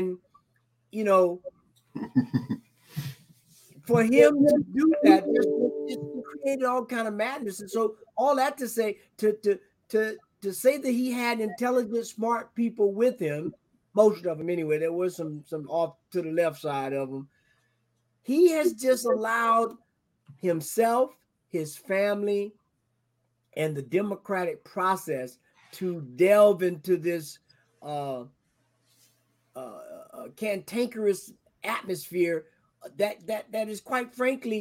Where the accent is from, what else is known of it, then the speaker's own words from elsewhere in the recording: the South, United States; I'm from the South